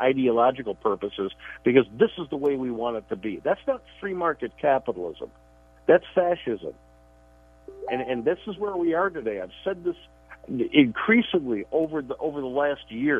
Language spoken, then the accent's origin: English; Chicago, Illinois, United States; moved away; I grew up in Chicago